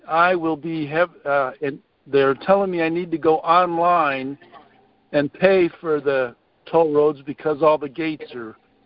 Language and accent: English; Arkansas, United States; I'm from Arkansas